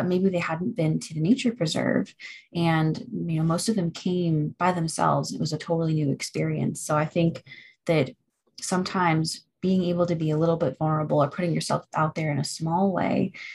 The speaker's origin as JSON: {"language": "English", "region": "Florida", "country": "United States", "moved": "yes", "lives_now": "Boone, United States", "said": "I'm originally from Florida"}